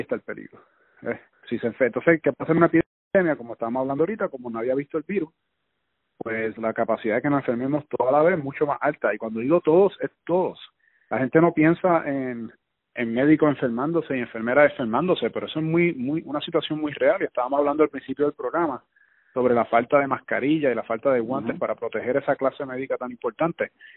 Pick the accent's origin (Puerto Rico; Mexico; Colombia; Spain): Puerto Rico; nosotros los puertorriqueños